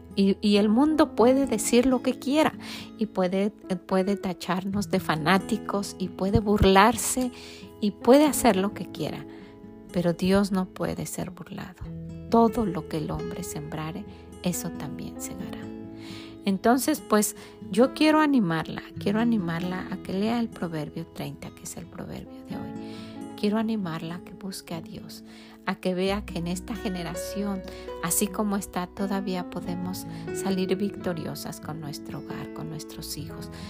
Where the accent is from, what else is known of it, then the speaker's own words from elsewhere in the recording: Mexico; en mi país, que es México